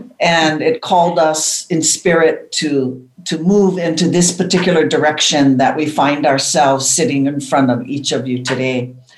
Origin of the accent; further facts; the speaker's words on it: Hawaii, United States; in Hawaii, growing up in Aloha, the foundation of Aloha, it was just natural to be in love with nature and to follow the teachings of family that was always vital in our bones.